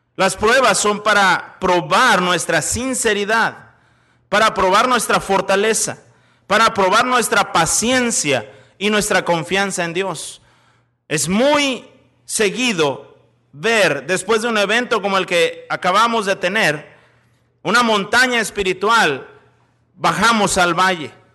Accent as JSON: {"language": "Spanish", "town": "Monterrey", "region": "Nuevo León", "country": "Mexico", "also_born_or_lived": "Chicago, United States", "moved": "yes", "lives_now": "Celaya, Mexico", "said": "Soy de Monterrey, en México."}